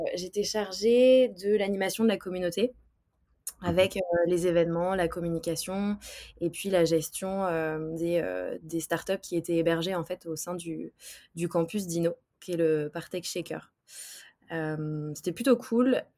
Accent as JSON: {"language": "French", "town": "Brest", "region": "Brittany", "country": "France", "tie": "born or raised there", "said": "une personne qui est d'abord bretonne. Je viens de Brest"}